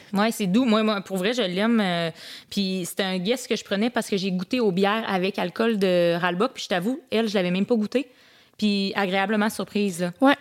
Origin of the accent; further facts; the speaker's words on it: Saint-Jean-Port-Joli, Quebec, Canada; je viens du coin de Saint-Jean-Port-Joli